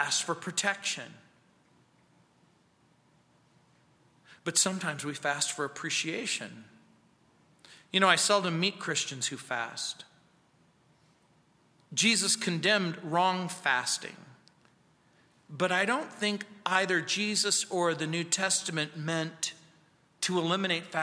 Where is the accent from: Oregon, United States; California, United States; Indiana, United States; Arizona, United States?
California, United States; Mojave Desert; now in Littleton, United States; growing up in the Mojave Desert.